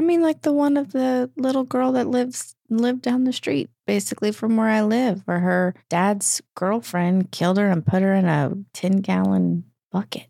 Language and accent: English; East Texas, United States; right outside my hometown, right in East Texas